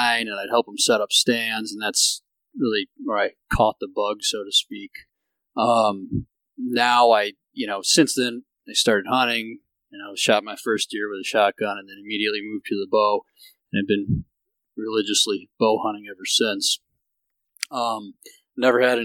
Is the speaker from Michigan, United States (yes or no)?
yes; Grand Rapids, Michigan, United States; I grew up in Grand Rapids, Michigan, just like Jake and Kev